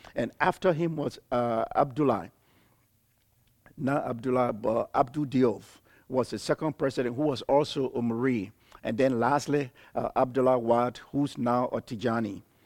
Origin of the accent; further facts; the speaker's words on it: Liberia; moved away as an adult; also born or lived in Ivory Coast; I'm from Liberia.